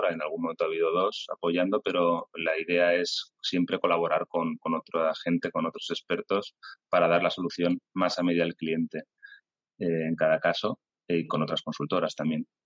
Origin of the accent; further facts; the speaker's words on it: Castellón, Valencian Community, Spain; also born or lived in Alicante; Me, he criado aquí en Castellón, me siento, me siento de Castellón, aunque nací en Alicante, eh, mis padres son alicantinos